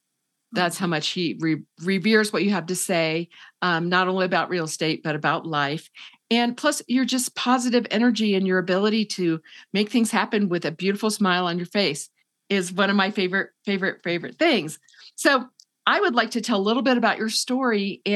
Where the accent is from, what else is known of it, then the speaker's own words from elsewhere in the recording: Indiana, United States; I came from Indiana, the flatlands, gray winter.